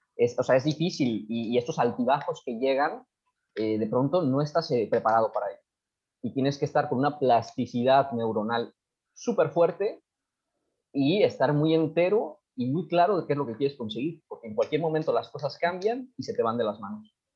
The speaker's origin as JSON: {"language": "Spanish", "country": "Mexico", "said": "nosotros que somos de México"}